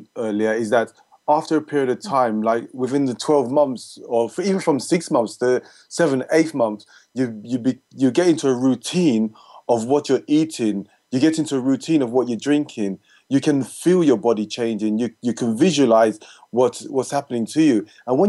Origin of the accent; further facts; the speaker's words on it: Jamaica; Because as a Jamaican, we eat pasta, we eat rice, we eat potatoes all the time.